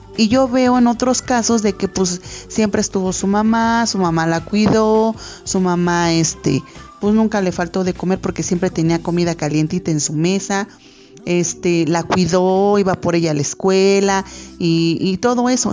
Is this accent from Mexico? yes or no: yes; Mexico; nosotros los mexicanos